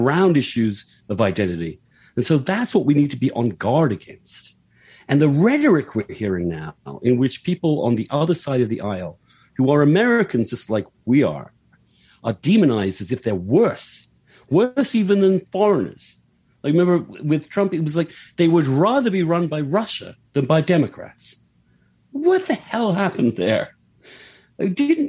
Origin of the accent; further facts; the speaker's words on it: United Kingdom; moved away as an adult; now in United States; in my home country